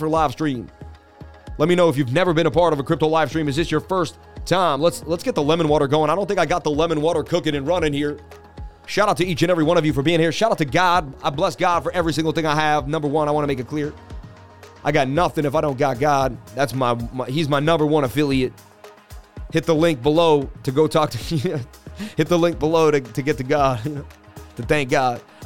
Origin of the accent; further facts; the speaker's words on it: Boston, Massachusetts, United States; moved away; also born or lived in New York City; I'm from Boston, Mass. I spent 20 years in New York City.